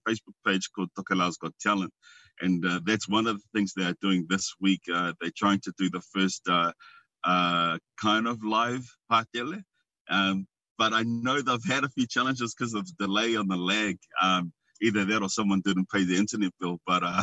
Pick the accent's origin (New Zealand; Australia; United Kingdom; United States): New Zealand; Wellington; now in Auckland, New Zealand; I was raised in Wellington